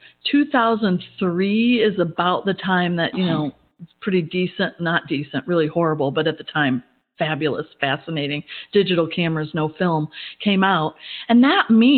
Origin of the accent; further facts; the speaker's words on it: Midwest, United States; moved away as an adult; also born or lived in Atlanta, Georgia; now in Georgia, United States; I've been a Midwest girl. I grew up in the Midwest